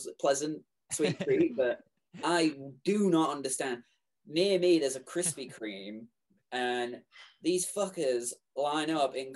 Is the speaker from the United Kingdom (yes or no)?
yes; England, United Kingdom; moved away; I'm English